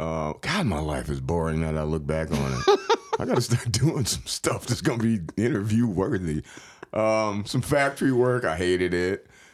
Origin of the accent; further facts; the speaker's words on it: Freeport, Illinois, United States; moved away as an adult; also born or lived in Chicago; now in Milwaukee, United States; Freeport, Illinois, teeny tiny little place, 27,000 people, south of Beloit.